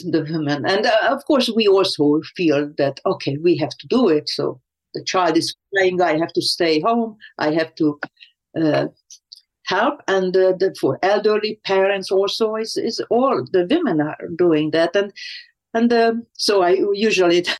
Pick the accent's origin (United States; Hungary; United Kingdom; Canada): Hungary; moved away; I was growing up in Hungary